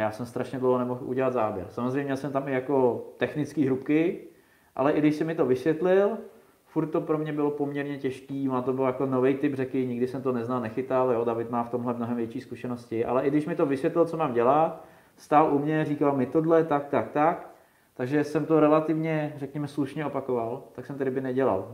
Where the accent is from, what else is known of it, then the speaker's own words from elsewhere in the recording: South Bohemian Region, Czechia; u nás v Jižních Čechách